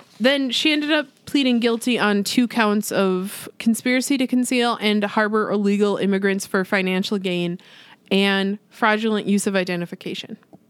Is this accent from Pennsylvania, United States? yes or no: no; Minnesota, United States; Look, we're from Minnesota.